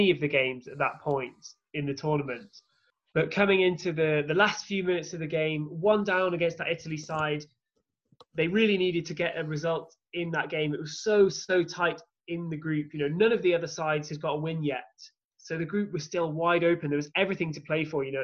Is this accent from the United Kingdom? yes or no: yes; England, United Kingdom; growing up in England